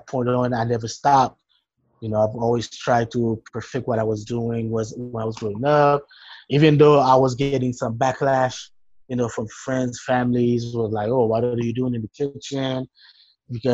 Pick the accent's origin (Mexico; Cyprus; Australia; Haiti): Haiti; Port-au-Prince, Ouest; English is a second language; moved away; I grew up in Port-au-Prince, Haiti